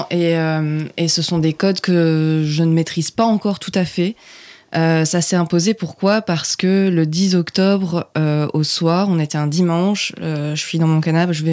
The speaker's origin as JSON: {"language": "French", "region": "Provence-Alpes-Côte d'Azur", "country": "France", "moved": "as an adult", "lives_now": "Brussels, Belgium", "said": "je vais avoir 30 ans, euh, je suis une jeune femme euh, qui vient du sud de la France."}